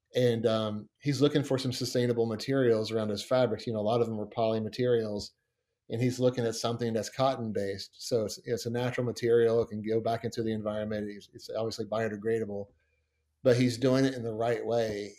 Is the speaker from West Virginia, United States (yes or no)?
yes; Montgomery, West Virginia, United States; growing up around Montgomery, West Virginia.